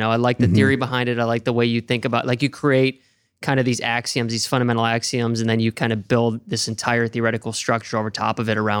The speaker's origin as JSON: {"language": "English", "region": "Oregon", "country": "United States", "moved": "yes", "said": "I'm not from there. I'm from Oregon"}